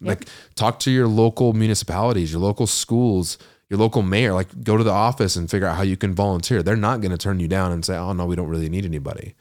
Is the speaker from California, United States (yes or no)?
no; Ogden, Utah, United States; I'm from Weber County, which is just one up, you know, Ogden, Old Town.